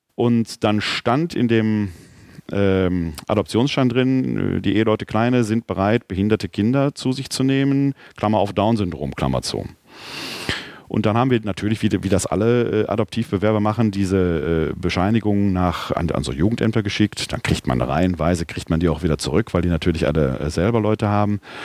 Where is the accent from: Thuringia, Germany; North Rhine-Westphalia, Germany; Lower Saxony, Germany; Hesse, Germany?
North Rhine-Westphalia, Germany; Ruhr area; now in Wuppertal, Germany; ich auch bin ja ein Kind des Ruhrgebietes